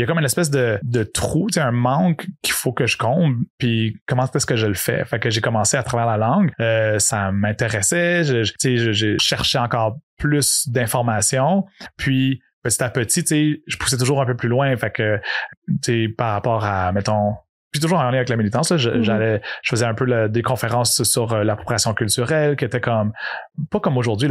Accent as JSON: {"language": "French", "town": "Montreal", "region": "Quebec", "country": "Canada", "tie": "born or raised there", "also_born_or_lived": "Yamaska, Quebec / Odanak, Quebec", "said": "à l'âge de 5 ans, je suis, j'ai déménagé à Montréal. Fait que moi, je me considère vraiment Montréalais dans l'âme"}